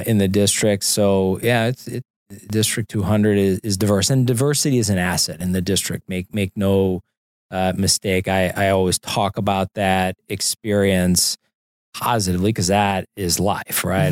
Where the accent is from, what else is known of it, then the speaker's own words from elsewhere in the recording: St. Louis, Missouri, United States; moved away; I grew up in Saint Louis